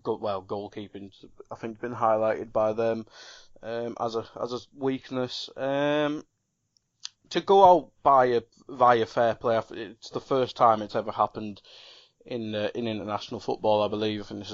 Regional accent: England, United Kingdom; we're two English people

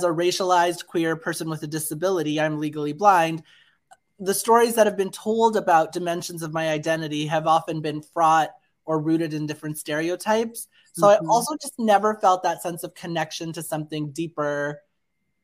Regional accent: Canada; my family is from India. I was born and raised in Canada

